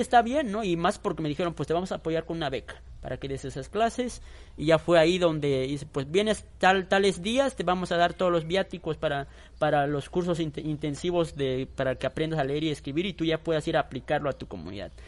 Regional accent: Chiquinibalbo, Chiapas, Mexico; first language Tzotzil; Spanish is a second language; la comunidad donde yo soy originario, que es Chiquini

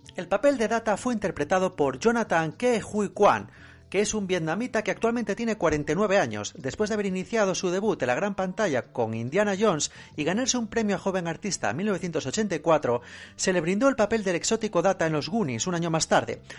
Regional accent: Spain; a nosotros como españoles

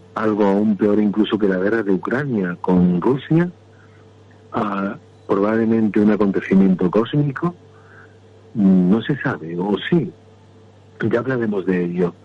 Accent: Andalusia, Spain; soy andaluz

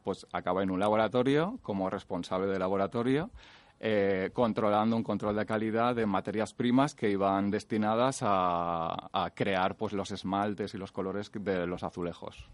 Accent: Valencia, Valencian Community, Spain; nací, en, nací en Valencia.

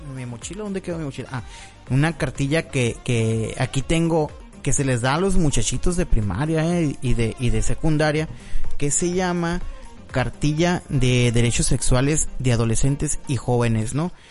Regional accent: Mexico; los mexicanos somos

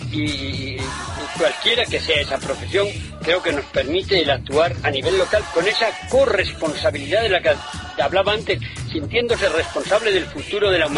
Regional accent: Moral de Calatrava, Castilla-La Mancha, Spain; Claro que soy de Moral de Calatrava o de Ciudad Real, pero no es suficiente.

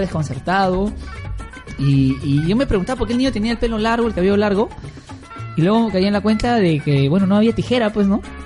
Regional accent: Peru; en, el Perú y en Trujillo y en todos lados, que somos este peruano que que odia al otro peruano

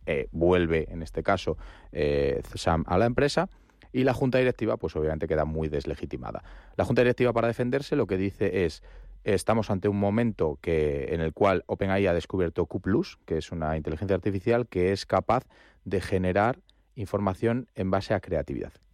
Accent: Spain; ciudadano español

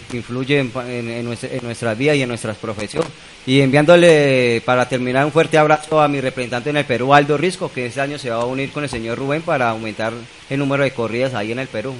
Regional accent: Colombia; como colombiano

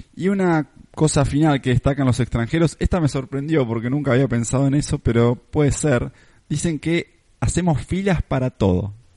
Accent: Argentina; nos obsesiona a veces como argentinos

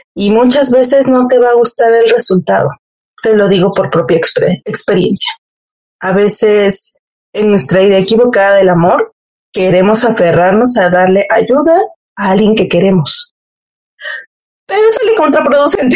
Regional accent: Mexico; como buena mexicana

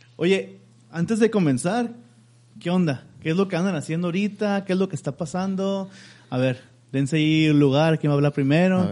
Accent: Mexico; somos mexicanos

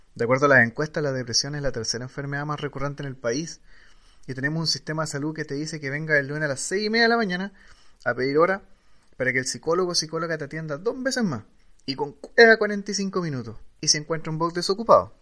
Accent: Chile; como chileno

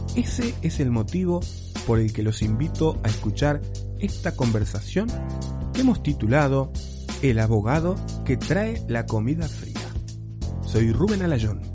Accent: Uruguay; now in Spain

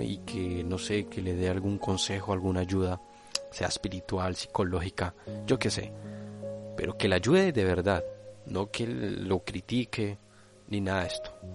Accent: Colombia; now in Spain

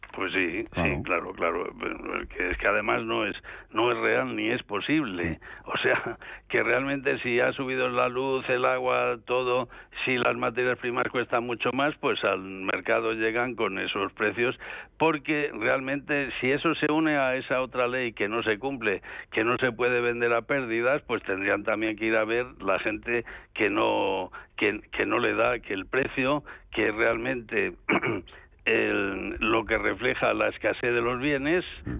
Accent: León, Castile and León, Spain; yo que soy de León

